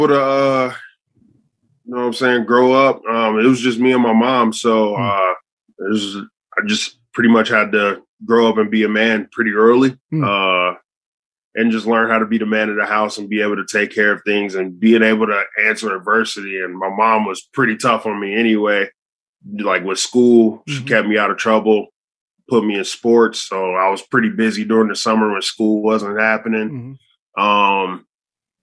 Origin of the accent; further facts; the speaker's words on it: Fairfield, Ohio, United States; also born or lived in Cincinnati, Ohio; I'm from Cincinnati, Ohio. Grew up in Fairfield, which is basically Cincinnati, just like 10 minutes away